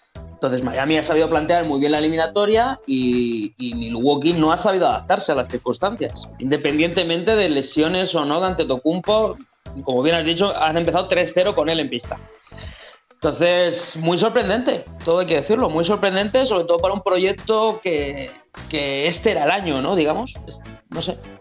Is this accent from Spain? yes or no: yes; Spain; somos la resistencia española